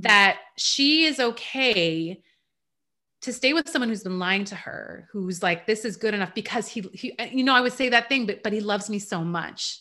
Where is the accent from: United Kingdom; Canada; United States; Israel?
Canada; also born or lived in Iran; I was born in Iran. We moved to Canada when I was around four